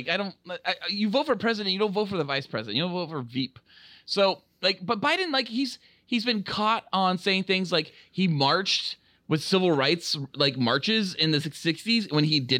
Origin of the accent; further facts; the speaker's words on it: California, United States; when I was growing up, like, I grew up in near Santa Cruz